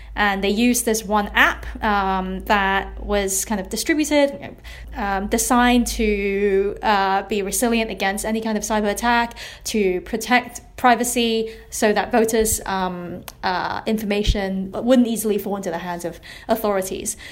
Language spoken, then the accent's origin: English; Hong Kong; I'm from Hong Kong. I'm based in Hong Kong.